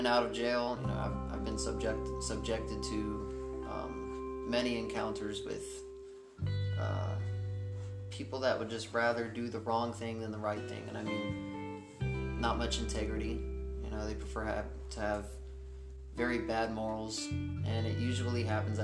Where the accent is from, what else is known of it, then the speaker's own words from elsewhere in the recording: Texas, United States; I grew up in Texas.